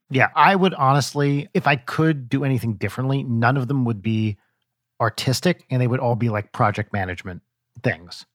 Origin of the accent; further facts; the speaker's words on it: United States; accent: American; our American accents